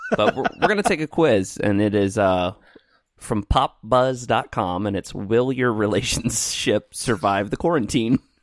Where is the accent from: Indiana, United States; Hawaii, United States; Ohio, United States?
Indiana, United States; Evansville; there is a, uh, school here in Evansville in my hometown where I am right now